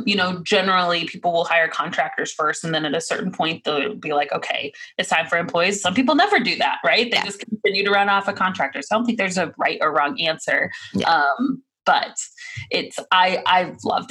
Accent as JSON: {"language": "English", "region": "Missouri", "country": "United States", "also_born_or_lived": "Virginia / Oklahoma", "moved": "yes", "said": "I'm from Missouri"}